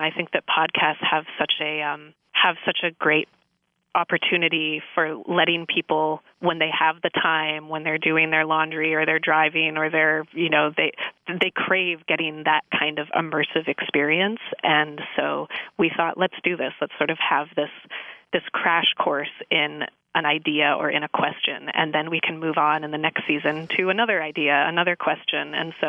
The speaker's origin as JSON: {"language": "English", "region": "California", "country": "United States", "tie": "born or raised there", "said": "I grew up in the San Francisco Bay Area, and my family has lived there for many generations. I think I'm a fifth generation San Francisco Bay Area."}